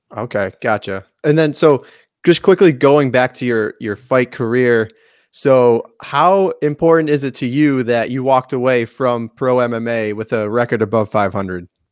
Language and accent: English; suburbs of Boston, Massachusetts, United States; I grew up like in the suburbs of Boston